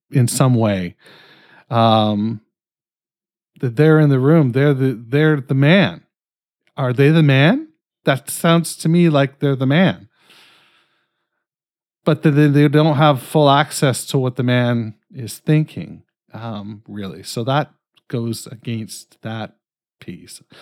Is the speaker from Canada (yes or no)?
yes; Canada; I'm fucking Canadian.